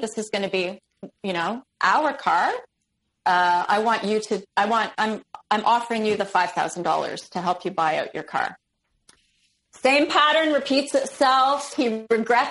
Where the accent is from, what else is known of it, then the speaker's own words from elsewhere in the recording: Toronto, Ontario, Canada; also born or lived in Ottawa; I'm from Toronto. I want to go back to Toronto.